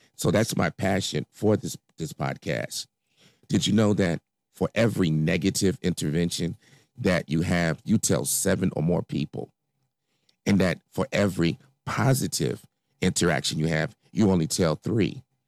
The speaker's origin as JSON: {"language": "English", "town": "Chicago", "region": "Illinois", "country": "United States", "tie": "born or raised there", "said": "I grew up in Inglewood, uh, south side of Chicago"}